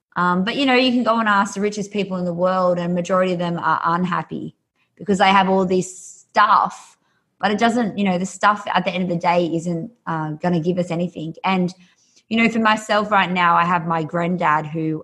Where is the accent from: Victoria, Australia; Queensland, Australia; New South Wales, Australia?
New South Wales, Australia; an hour north of Sydney; accent: Australian; I'm Australian, so grew up just uh, an hour north of Sydney.